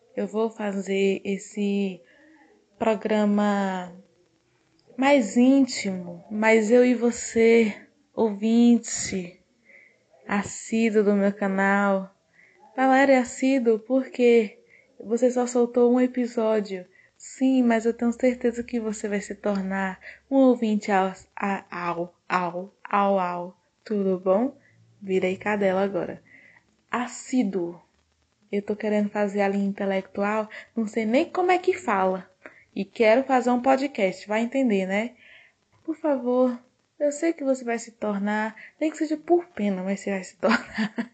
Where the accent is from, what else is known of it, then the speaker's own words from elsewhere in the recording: Northeast Region, Brazil; eu sou brasileira e sou nordestina